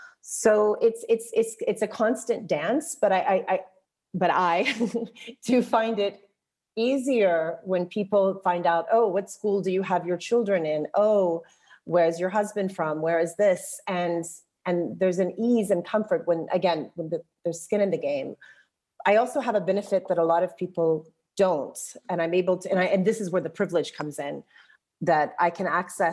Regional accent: Jordan; also born or lived in Texas, United States; And I also felt a bit restricted because I'm not Palestinian, I'm Jordanian, I'm Circassian, I'm Texan. I have Palestinian children. I was married living here

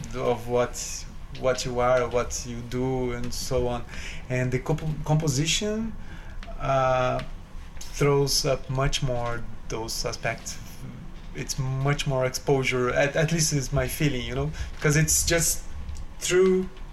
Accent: São Paulo, Brazil; now in New York City, United States; I'm originally from Brazil. I grew up in Brazil in the uh, it's a city three hours from São Paulo city.

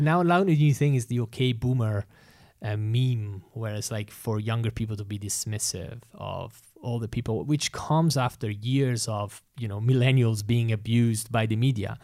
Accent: Italy; moved away; I've experienced it growing up in Italy

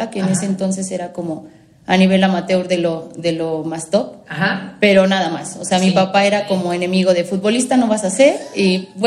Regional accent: Mexico; Y yo no, soy mexicana, solo el nombre.

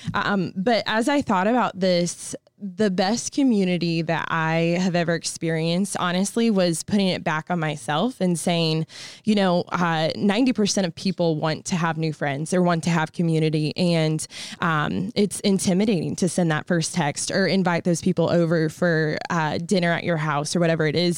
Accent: Peoria, Illinois, United States; also born or lived in North Carolina; I'm from Peoria, Illinois

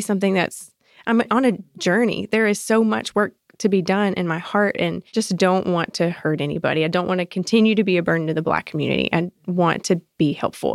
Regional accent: South Georgia, United States; moved away as an adult; also born or lived in Arkansas; now in Atlanta, United States; I was born in Arkansas, raised in South Georgia, but I've been in Atlanta for fifteen years now

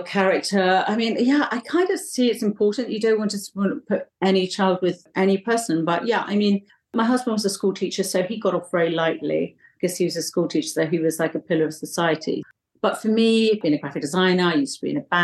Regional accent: south coast of England, United Kingdom; moved away as an adult; also born or lived in London; now in Bali, Indonesia; I was born in London and then my parents moved down to the south of England. So all my childhood was down in the south, sort of by the sea, not far from the sea

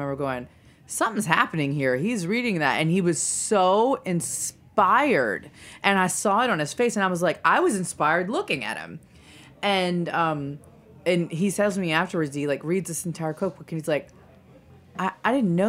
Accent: Louisiana, United States; it makes sense, being Cajun people, that Lyon would be a place that we felt kinship

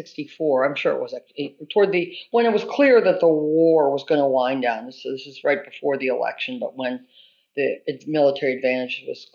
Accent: Champaign, Illinois, United States; also born or lived in Chicago / Orono, Maine; I was born in Chicago. I spent my early childhood in Champaign-Urbana in central Illinois. My parents then moved our family to Orono, Maine

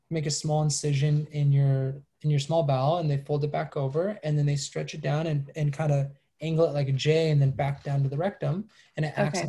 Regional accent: Los Angeles, California, United States; also born or lived in Malibu; half malibu half venice

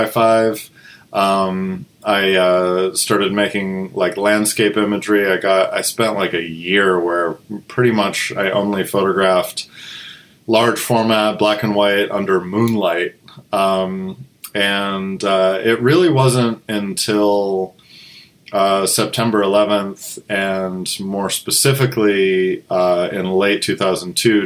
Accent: just north of Boston, eastern Massachusetts, United States; I grew up in eastern Massachusetts, just north of Boston

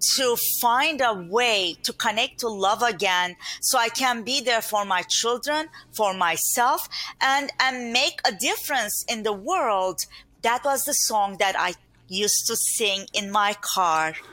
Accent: Turkey; English is a second language; moved away as an adult; now in Long Island, New York, United States; privileged environment that I grew up in Turkey with mm-hmm. a big family

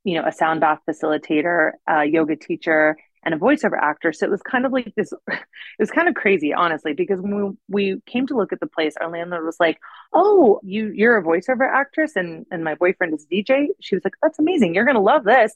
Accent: Northern California, United States; now in Los Angeles, United States; I grew up in Northern California on an acre of land with fruit trees and stuff.

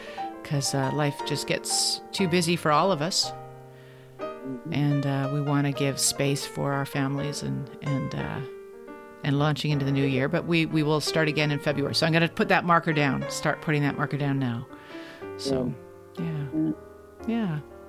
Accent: Canada; you're from Sri Lanka and I'm Canadian

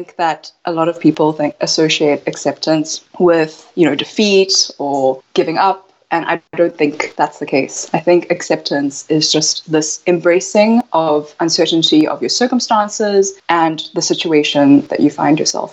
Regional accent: South Africa; So I was born in South Africa, and my parents are from Taiwan, but my mother is Japanese. And so there's a lot of culture there. And growing up in South Africa

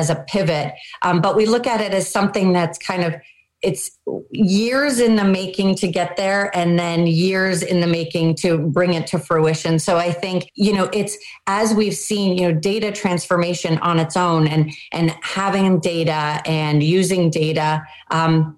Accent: Canada; also born or lived in Pittsburgh, United States; now in United States; I grew up in Canada. I moved to the US. I work in Pittsburgh now

